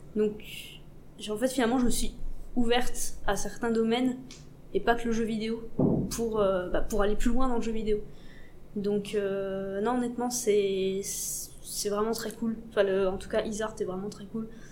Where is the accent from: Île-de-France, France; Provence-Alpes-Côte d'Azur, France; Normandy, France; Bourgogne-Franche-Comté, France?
Bourgogne-Franche-Comté, France; Besançon; moved away as an adult; also born or lived in Montbéliard; now in Paris, France; de base je viens de Besançon, un petit coin paumé de Franche-Comté.